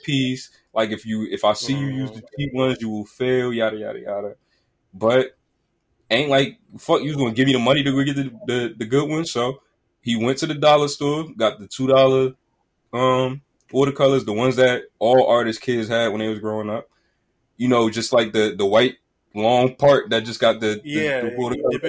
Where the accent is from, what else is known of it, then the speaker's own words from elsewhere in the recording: Newark, New Jersey, United States; I'm from Newark